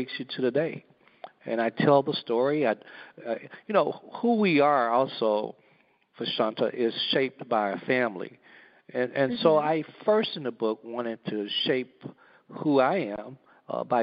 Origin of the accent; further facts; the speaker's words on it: Gadsden, Alabama, United States; I grew up in Gadsden, Alabama, a little small town, about 25,000 people.